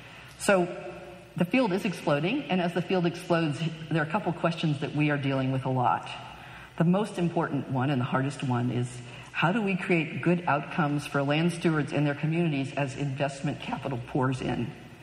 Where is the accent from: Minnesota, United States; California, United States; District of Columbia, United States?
California, United States; I stand here as a Californian.